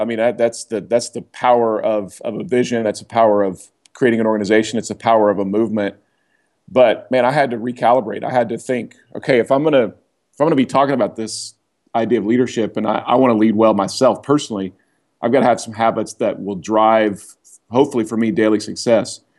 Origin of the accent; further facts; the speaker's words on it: Oklahoma, United States; now in Atlanta, United States; I grew up in Oklahoma.